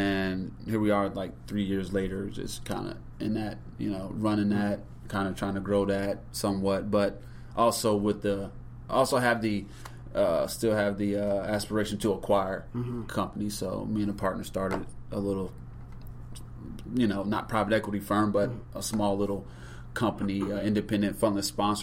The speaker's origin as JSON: {"language": "English", "town": "Norfolk", "region": "Virginia", "country": "United States", "tie": "born or raised there", "also_born_or_lived": "Ohio", "said": "I am originally from Norfolk, Virginia. I was raised there, was born in Ohio"}